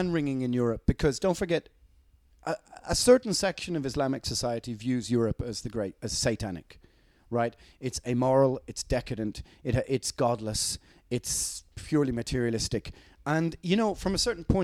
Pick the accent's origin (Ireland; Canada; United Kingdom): Ireland; we grew up with it in Ireland as kids